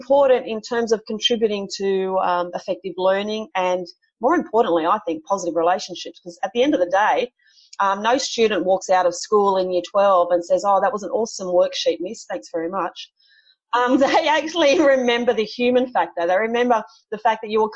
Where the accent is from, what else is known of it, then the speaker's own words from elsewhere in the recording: Sydney, New South Wales, Australia; I'm from Sydney myself